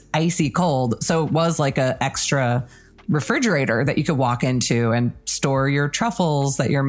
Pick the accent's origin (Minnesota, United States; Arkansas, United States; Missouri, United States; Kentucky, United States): Minnesota, United States; Growing up in Minnesota